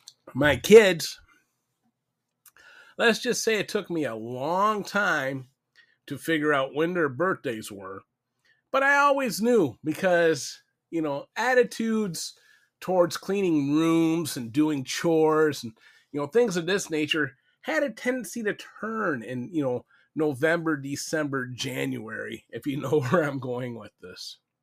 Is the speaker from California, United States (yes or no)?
no; Louisville, Kentucky, United States; I never divulged where I was from. My city was originally Louisville, Kentucky, where I hailed from.